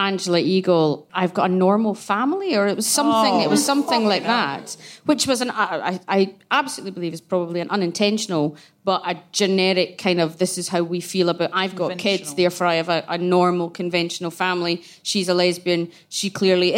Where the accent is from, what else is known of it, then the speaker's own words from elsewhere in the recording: Glasgow, Scotland, United Kingdom; I grew up in Glasgow